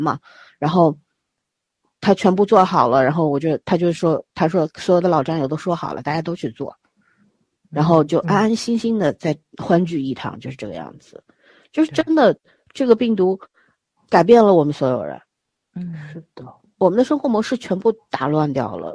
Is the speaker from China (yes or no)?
yes; Beijing, China; moved away; 我小时候在北京长大的